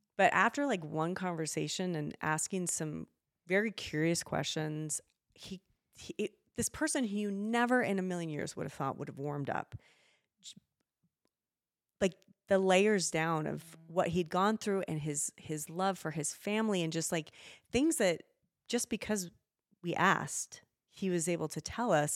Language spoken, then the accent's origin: English; Spokane, Washington, United States; moved away as an adult; now in Idaho, United States; I grew up in Spokane